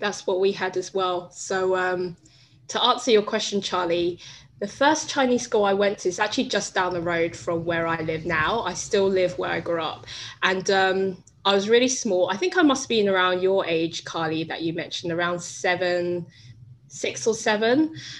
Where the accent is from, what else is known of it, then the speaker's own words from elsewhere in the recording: London, United Kingdom; I'm from London.